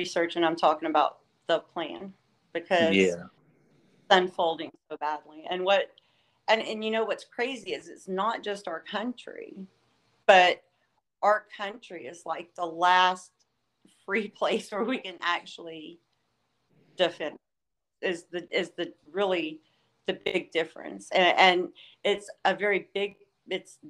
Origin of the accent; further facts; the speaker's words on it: Southeast Texas, United States; I am not from here. I'm here visiting. So I am actually from Southeast Texas